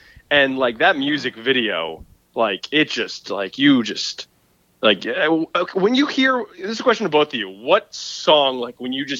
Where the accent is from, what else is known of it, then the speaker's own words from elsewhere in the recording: New Jersey, United States; I'm from New Jersey.